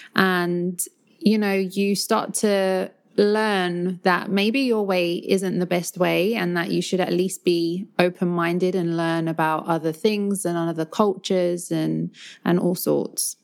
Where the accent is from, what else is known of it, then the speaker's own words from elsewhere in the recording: London, United Kingdom; accent: Cockney London; growing up in London, it's so multicultural